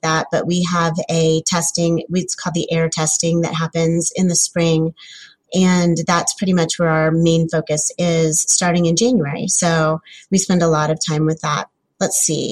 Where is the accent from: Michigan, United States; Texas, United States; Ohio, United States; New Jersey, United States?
Ohio, United States; Wilmington; I'm from Wilmington, Ohio. It's kind of about halfway between Columbus and Cincinnati